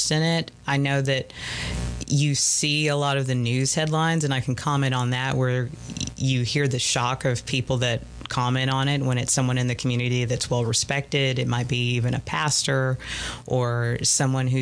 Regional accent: the South, United States; we're from the South

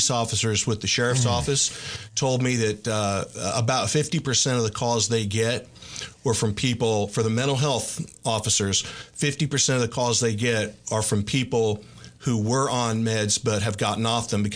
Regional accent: Los Angeles, California, United States; also born or lived in Bryan-College Station, Texas / Nacogdoches-Lufkin, Texas; now in Tyler, United States; growing up in Los Angeles

